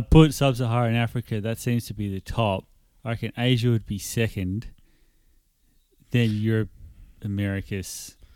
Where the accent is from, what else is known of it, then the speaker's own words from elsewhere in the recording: Australia; I put my ethnicity as Australian